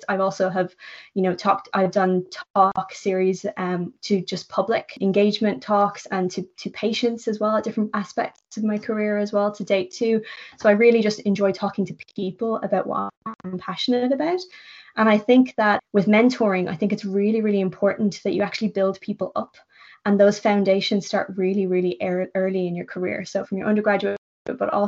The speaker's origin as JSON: {"language": "English", "country": "Ireland", "moved": "as an adult", "lives_now": "London, United Kingdom", "said": "I'm Irish."}